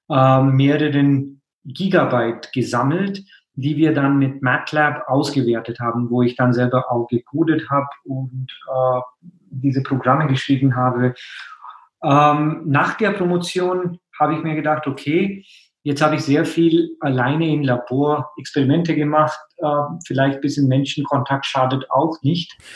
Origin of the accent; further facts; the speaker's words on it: India; German is a second language; moved away as an adult; now in Germany; Also ich meine, ich komme ja aus Indien, bin dann direkt nach meinem Studium quasi in Physik nach Deutschland gekommen, um in äh, Physik zu promovieren.